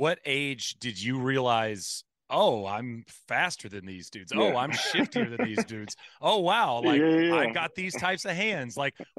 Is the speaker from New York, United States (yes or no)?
no; East Texas, United States; I grew up in East Texas